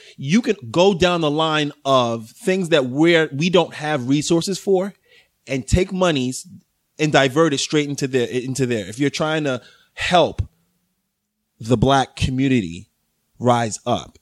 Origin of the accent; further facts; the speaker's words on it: New York City, New York, United States; from the Bronx